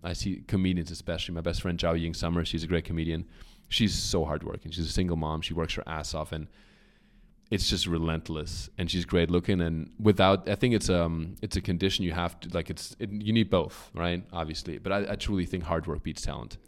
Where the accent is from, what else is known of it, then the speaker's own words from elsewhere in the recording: Germany; accent: German; English is a second language; moved away; I grew up in Germany